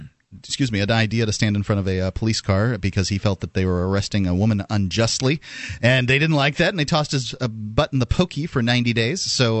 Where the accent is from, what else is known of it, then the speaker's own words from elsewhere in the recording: Florida, United States; I'm from Florida, and hurricanes roll through 3 or 4 a year.